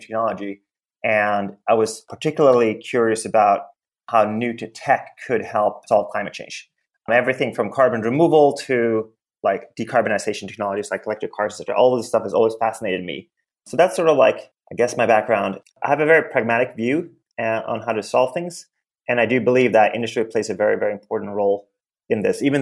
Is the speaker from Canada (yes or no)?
no; Sweden; now in United States; I came to the US a long time ago. I grew up in Sweden